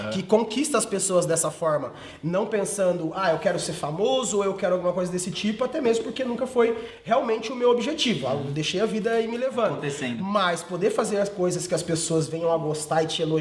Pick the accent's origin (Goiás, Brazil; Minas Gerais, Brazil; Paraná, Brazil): Paraná, Brazil; Iporã; moved away as an adult; now in Sorocaba, Brazil; Eu sou do Paraná, eu sou de Iporã, no Paraná, uma cidadezinha Iporã. de 12 mil habitantes